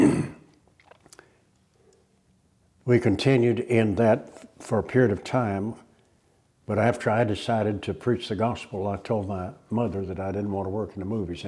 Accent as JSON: {"language": "English", "town": "Los Angeles", "region": "California", "country": "United States", "tie": "born or raised there", "also_born_or_lived": "Alamogordo, New Mexico / El Paso, Texas", "said": "we moved to El Paso and lived there until I was 8 years of age. And then we moved to Hollywood, California"}